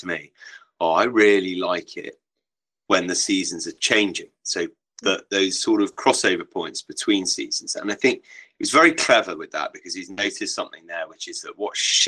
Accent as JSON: {"language": "English", "area": "Wiltshire", "region": "South West England", "country": "United Kingdom", "tie": "born or raised there", "said": "I grew up in Wiltshire."}